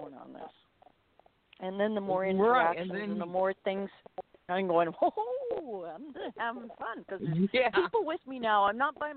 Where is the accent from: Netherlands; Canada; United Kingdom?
Canada; Medicine Hat, Alberta; I remember when I was in school, them finding footprints, and I come from Medicine Hat, Alberta